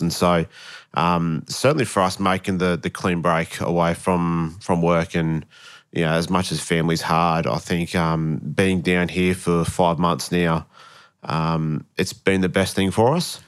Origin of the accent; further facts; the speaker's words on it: Queensland, Australia; moved away as an adult; also born or lived in Wollongong, New South Wales / Brisbane; moved to Queensland when I was three